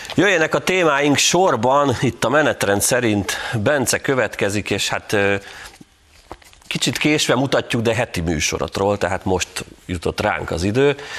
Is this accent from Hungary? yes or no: yes; Tatabánya, Komárom-Esztergom, Hungary; Tatabányán jártam, ami az én szülővárosom